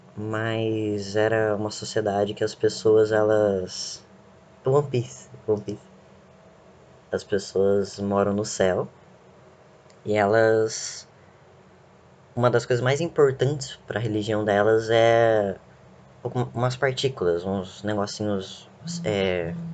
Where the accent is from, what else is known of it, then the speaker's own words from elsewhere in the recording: Brazil; a gente é brasileiro, a gente tem sangue de tudo quanto é lado